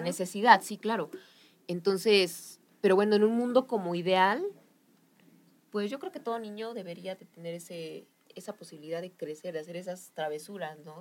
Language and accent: Spanish; Mexico; como mexicanos nos damos cuenta